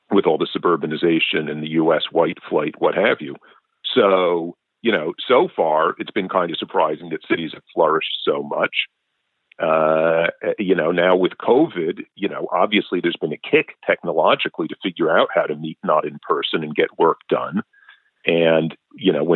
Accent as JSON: {"language": "English", "town": "New York City", "region": "New York", "country": "United States", "tie": "born or raised there", "moved": "yes", "said": "I grew up in New York City in the 80s"}